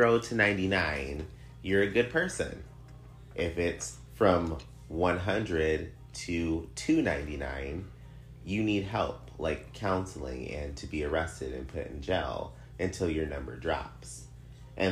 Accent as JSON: {"language": "English", "country": "United States", "said": "I'm American"}